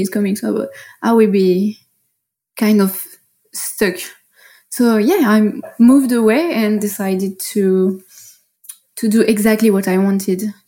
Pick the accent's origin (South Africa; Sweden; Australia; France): France; Paris, Île-de-France; accent: French; English is a second language; moved away as an adult; now in Bali, Indonesia; So I'm from Paris originally, and I started to live as an expat like four years ago